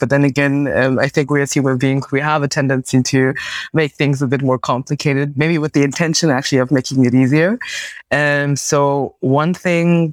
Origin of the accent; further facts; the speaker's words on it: Munich, Bavaria, Germany; I was born in Germany, my parents came from West Africa to Germany, and then I was born in the country in Munich